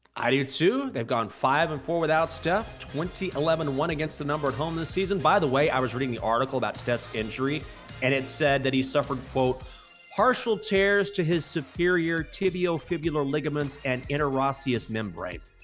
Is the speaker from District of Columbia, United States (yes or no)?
yes; Washington, District of Columbia, United States; It's my hometown team. or my home city team, Washington